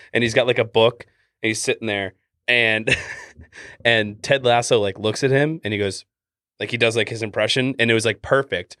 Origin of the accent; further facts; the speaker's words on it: Canada; accent: Canadian; my Canadian accent